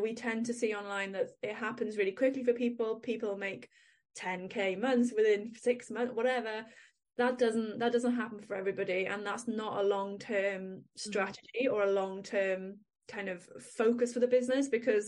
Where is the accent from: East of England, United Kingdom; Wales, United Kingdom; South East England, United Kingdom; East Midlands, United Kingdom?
Wales, United Kingdom; accent: Welsh; if you can't hear from my accent, I am in Wales